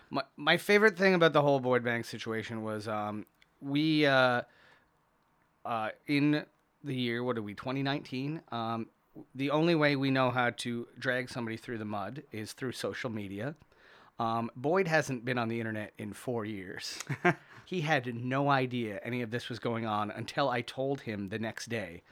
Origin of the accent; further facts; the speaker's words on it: St. Catharines, Ontario, Canada; I was born at in Saint Catharines